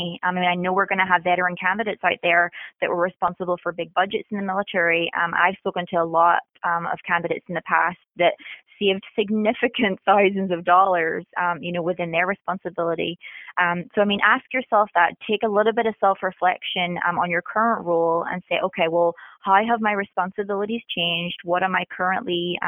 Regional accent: Northern Ireland, United Kingdom; moved away as an adult; also born or lived in Middle East / Japan; now in Virginia Beach, United States; born and bred in Northern Ireland. Left there at 18 and lived in the Middle East and Japan, but have been in the States now

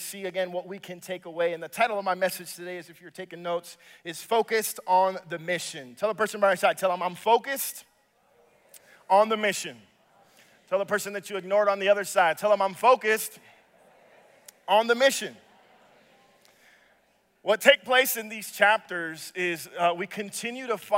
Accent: Dominican Republic; now in Minnesota, United States; I am from the Dominican Republic. So Minnesota is actually home away from home for me.

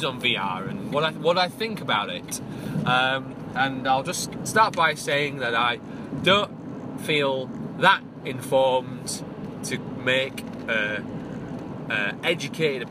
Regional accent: Hull, Yorkshire and the Humber, United Kingdom; Hull, the City of Culture 2017. That's my hometown

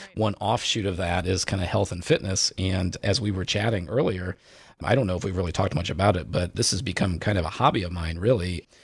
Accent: Indiana, United States; I grew up in Indiana

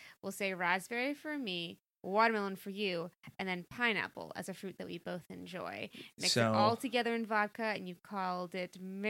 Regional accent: Virginia, United States; born there; I was born in Virginia, if that helps.

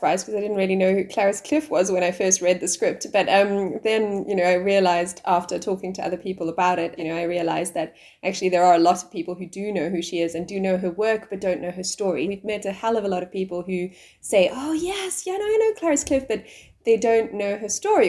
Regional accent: South Africa; I'm South African

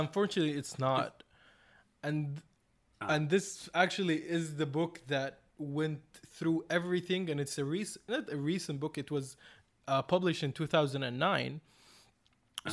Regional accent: Saudi Arabia; I come from Saudi Arabia, a, a coastal city with like a lot of mixed cultures, but no cinema

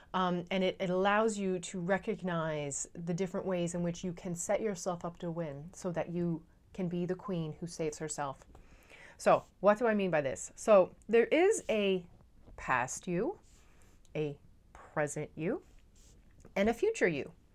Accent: Newfoundland and Labrador, Canada; now in Netherlands; I'm a Newfoundlander and Canadian coming to you from uh, a city just south of Amsterdam in the Netherlands

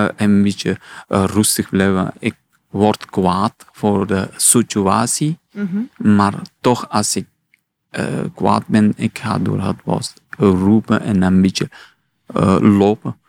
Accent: Afghanistan; Dutch is a second language; now in Belgium; ik kom uit Afghanistan.

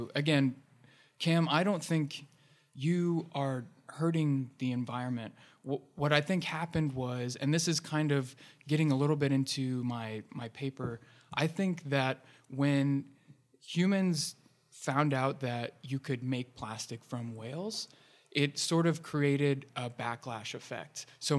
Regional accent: Ohio, United States; I think I came here from Central Ohio because I loved the community here.

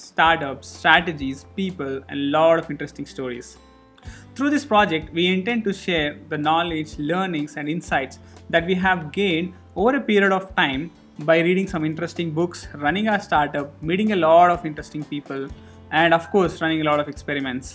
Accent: Hyderabad, Telangana, India; also born or lived in Goa / Bangalore; I am from Hyderabad. I've done my schooling pretty much in Hyderabad

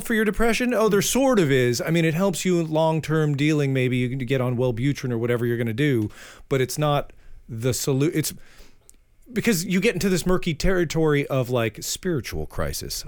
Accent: Framingham, Massachusetts, United States; moved away; I'm from Framingham, Massachusetts.

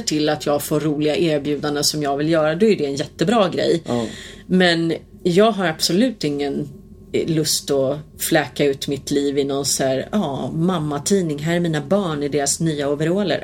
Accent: Sweden; jag upplevde det i alla fall som svensk

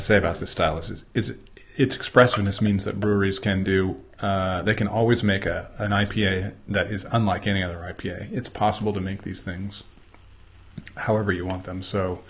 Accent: United States; Well, I'm an American

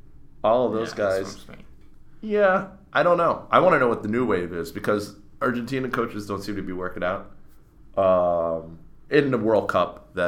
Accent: Somerville, Massachusetts, United States; I grew up in Somerville, which has a pretty decent Portuguese contingent.

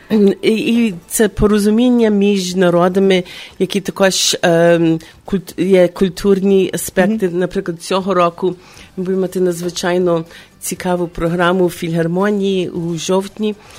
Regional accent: Chicago, Illinois, United States; now in Ukraine; в моєму рідному місті Чикаго

